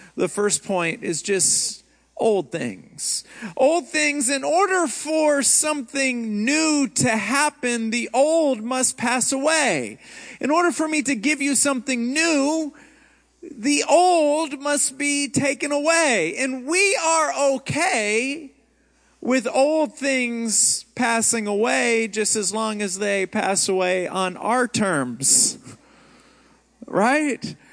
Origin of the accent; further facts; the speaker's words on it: Houston, Texas, United States; moved away; also born or lived in Rockford, Illinois; My hometown is Houston.